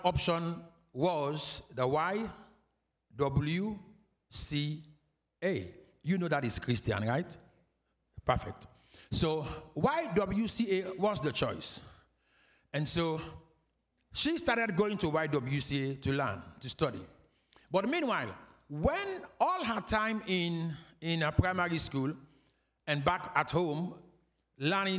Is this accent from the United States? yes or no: no; Freetown, Western Area, Sierra Leone; we are from Freetown, Sierra Leone. So Sierra Leone is the country, and Freetown is the capital